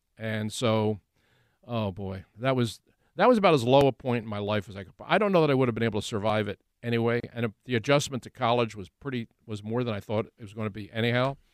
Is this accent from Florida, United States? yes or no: no; Philadelphia, Pennsylvania, United States; also born or lived in Delaware County; to do it in my hometown, to do it where I grew up